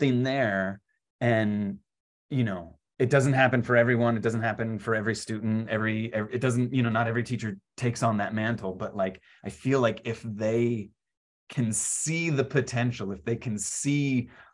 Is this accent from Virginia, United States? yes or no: yes; Virginia, United States; I grew up in Virginia